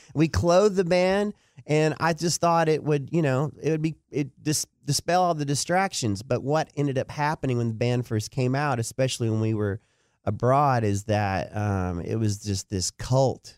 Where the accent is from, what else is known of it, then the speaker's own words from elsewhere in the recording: Dallas, Texas, United States; also born or lived in Duncanville, Texas / Denton, Texas; Lakewood Elementary is where I went to elementary, went to J L Long Junior High